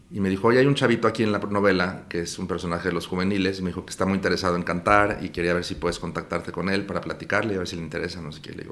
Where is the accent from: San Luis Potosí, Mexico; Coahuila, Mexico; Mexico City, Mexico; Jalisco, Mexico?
Mexico City, Mexico; also born or lived in Houston / Los Angeles / Miami; Aquí en la Ciudad de México.